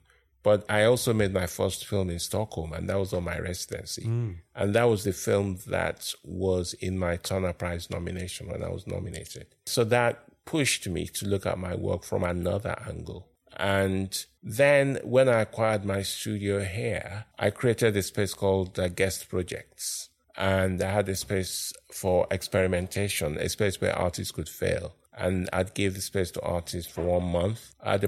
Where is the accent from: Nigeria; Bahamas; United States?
Nigeria; moved away as an adult; also born or lived in Lagos, Nigeria; now in London, United Kingdom; I was born in London, but I grew up in Nigeria.